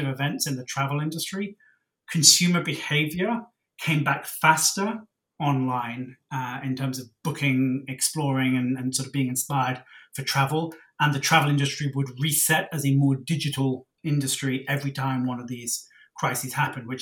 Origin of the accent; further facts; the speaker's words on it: Cornwall, South West England, United Kingdom; moved away as an adult; also born or lived in Oxford; now in Singapore; I'm from Cornwall in the UK, which is right down at the southwest